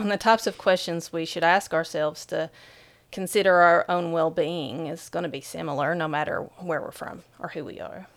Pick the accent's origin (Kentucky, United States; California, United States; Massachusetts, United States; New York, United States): Kentucky, United States; Whitesburg; in my hometown, Whitesburg, Kentucky, there's around fifteen hundred people